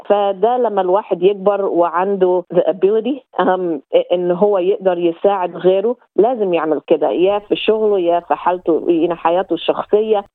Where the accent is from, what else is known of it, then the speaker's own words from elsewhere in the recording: Egypt; now in Australia; من مواليد أو أصل مصري